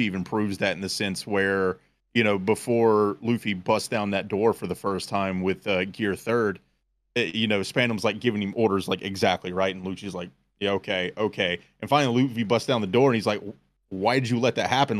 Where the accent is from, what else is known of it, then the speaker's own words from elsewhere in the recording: United States; we're American